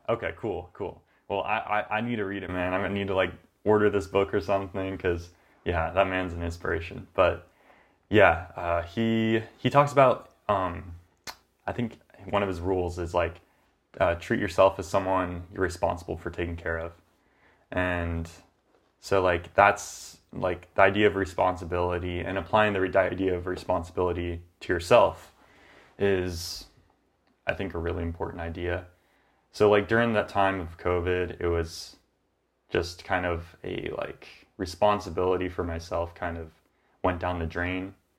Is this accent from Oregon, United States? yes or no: yes; Grants Pass, Oregon, United States; also born or lived in Corvallis; I came back from Corvallis to Grants Pass, my hometown